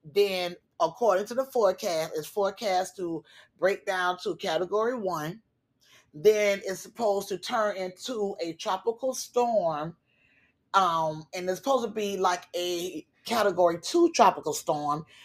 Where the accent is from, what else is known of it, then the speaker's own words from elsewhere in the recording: Florida, United States; a Florida girl who has been growing up in Florida in a hurricane state all my life